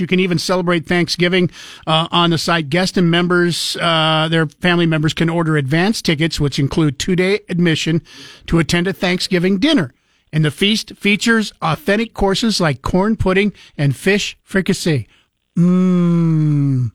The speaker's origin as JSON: {"language": "English", "town": "Moscow", "region": "Idaho", "country": "United States", "tie": "born or raised there", "also_born_or_lived": "Genesee, Idaho / Nezperce, Idaho", "said": "I was born in Moscow and raised around uh, Genesee, which is just outside of Moscow, uh, up until I was in fourth grade"}